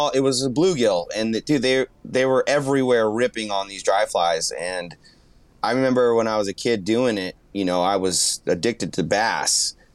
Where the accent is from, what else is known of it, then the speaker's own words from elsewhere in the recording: San Jose, California, United States; moved away as an adult; now in Quincy, United States; I'm from the Bay Area. So the Bay Area San Jose is 1 million people, man